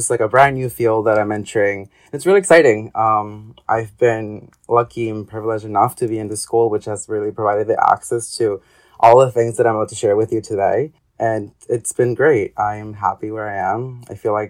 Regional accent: Ecuador; moved away; I am originally from Ecuador.

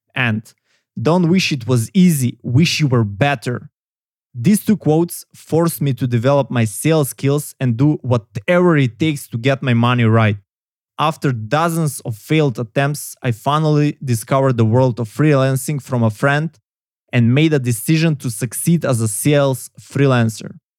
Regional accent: North Macedonia; I come from Macedonia, southeastern Europe

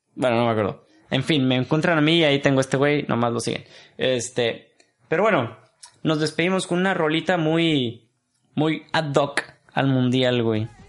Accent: Mexico; Nosotros como mexicanos

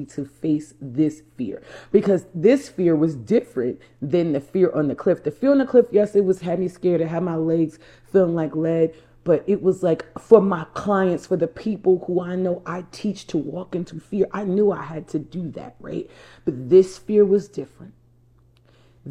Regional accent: New Jersey, United States; I'm from New Jersey. I'm a Jersey girl.

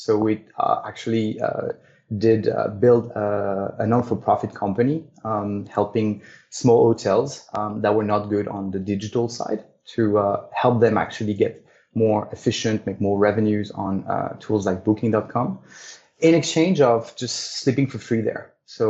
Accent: Paris, Île-de-France, France; English is a second language; also born or lived in Africa; So I'm French. I was born in Paris. My father was a diplomat, so I spent a lot of part of my life in other countries, especially in Africa. And I study and grew up in Paris

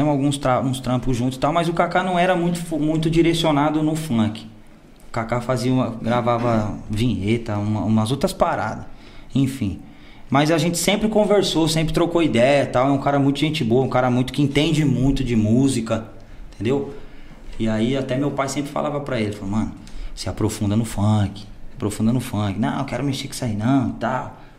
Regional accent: Minas Gerais, Brazil; No estado de São Paulo aqui, é, sou de Minas também

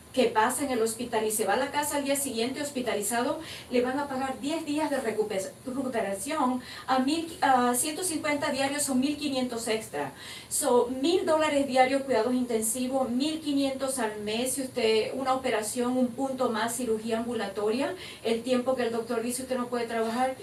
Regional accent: Maracaibo, Zulia, Venezuela; moved away as an adult; also born or lived in Valencia, Venezuela; now in United States; Yo soy de Maracaibo

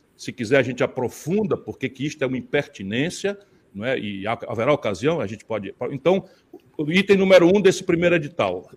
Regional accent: Pindamonhangaba, São Paulo, Brazil; eu e o Alckmin nascemos em Pindamonhangaba e viemos à luz pela mão do mesmo médico parteiro

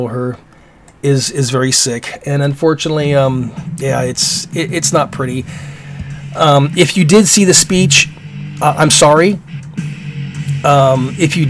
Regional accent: Alaska, United States; growing up in Alaska

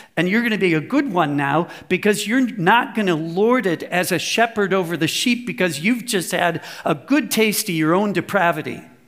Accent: United States; moved away as an adult; now in Germany; I look, walk, and talk like an American

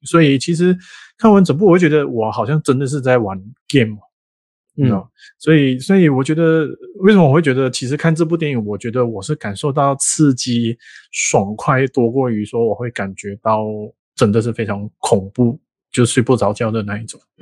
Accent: Malaysia; 我们马来西亚跟泰国是邻国

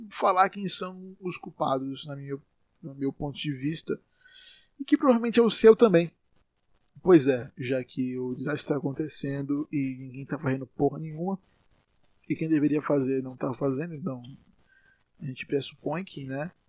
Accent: Salvador, Bahia, Brazil; Eu sou aqui de Salvador, como provavelmente já sabem

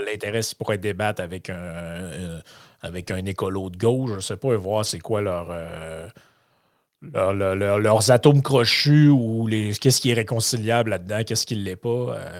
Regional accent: Quebec, Canada; en tant que Québécois

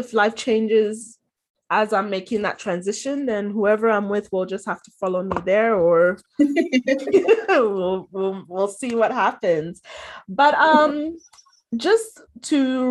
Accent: Ghana; moved away as an adult; in Ghana, like growing up

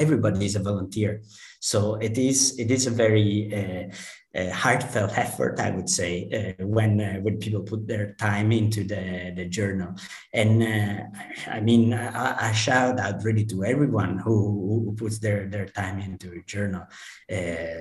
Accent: Palermo, Sicily, Italy; moved away as an adult; also born or lived in London / Edinburgh / Shanghai; In Palermo, I would say my hometown

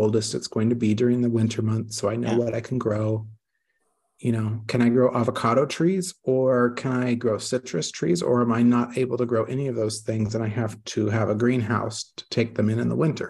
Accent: Northern California, United States; moved away as an adult; also born or lived in Veneto, Italy; now in Italy; I grew up in California, in kind of the agricultural part of California, in the Northern California

